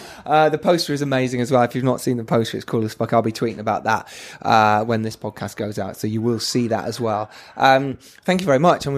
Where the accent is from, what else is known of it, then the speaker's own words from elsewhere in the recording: England, United Kingdom; We struggle, don't we, as English people, to say, oh, yes, maybe I am a filmmaker.